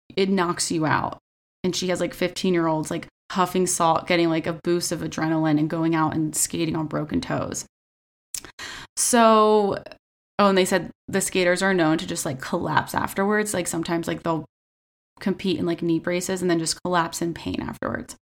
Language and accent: English; United States; we're American